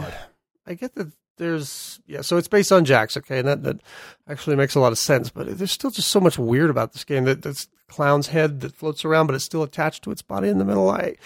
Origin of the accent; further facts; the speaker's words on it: United States; I'm American.